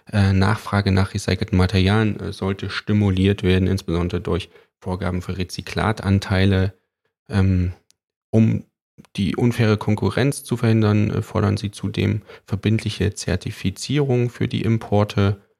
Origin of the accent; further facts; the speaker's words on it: East Germany, Germany; Nee, ich komme aus dem Osten, wir hatten nichts.